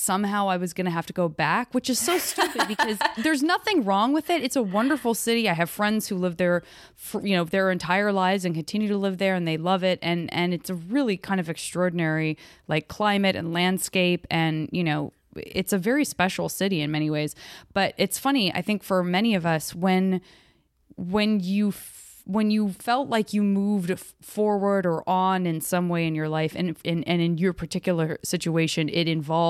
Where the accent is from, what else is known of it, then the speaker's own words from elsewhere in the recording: Arizona, United States; moved away; also born or lived in San Francisco; From Arizona.